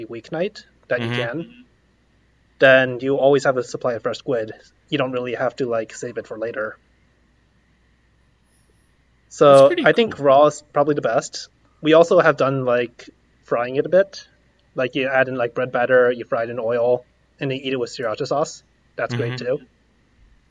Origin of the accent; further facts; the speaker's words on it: Seattle, Washington, United States; now in Philadelphia, United States; I'm from Seattle, Washington, originally, actually.